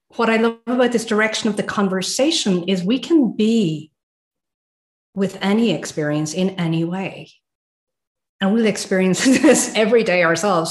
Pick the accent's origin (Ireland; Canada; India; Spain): Ireland; now in Sweden; I live in Sweden, by the way, guys. So even though I'm Irish, I've got a little finger that's Swedish.